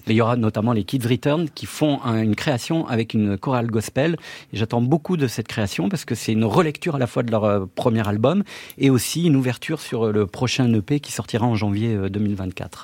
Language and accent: French; Grenoble, Auvergne-Rhône-Alpes, France; moi, j'ai grandi à Grenoble